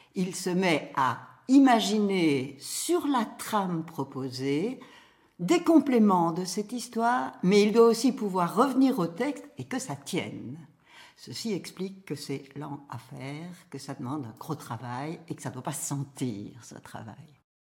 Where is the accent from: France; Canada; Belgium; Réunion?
Belgium; Brussels, Brussels-Capital Region; Bruxelles, qui est ma ville natale